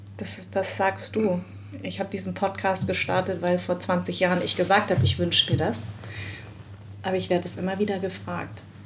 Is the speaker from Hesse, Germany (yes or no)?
yes; Frankfurt am Main, Hesse, Germany; also born or lived in Darmstadt; als äh, waschechte Frankfurterin